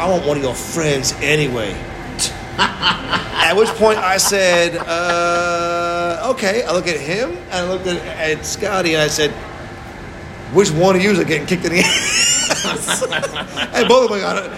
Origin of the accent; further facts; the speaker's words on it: New York City, New York, United States; I'm from Brooklyn